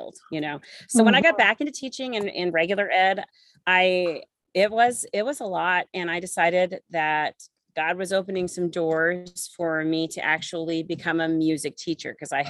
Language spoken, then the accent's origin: English; Jefferson City, Missouri, United States; moved away as an adult; also born or lived in Columbia, Missouri; now in Blue Springs, United States; I am actually a true Midwest gal. I am from Jefferson City, Missouri